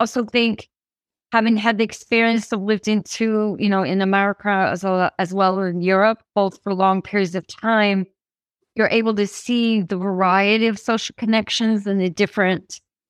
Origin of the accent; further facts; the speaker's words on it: Midwest, United States; And, you know, something maybe growing up in the Midwest, a small town, you know, seeing father with teens, all this kind of feeling